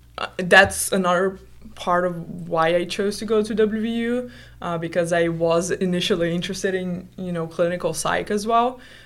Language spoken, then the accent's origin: English; Brazil; English is a second language; moved away as an adult; also born or lived in Finland; now in United States; So I'm from Brazil, so that's why we're going to notice this accent.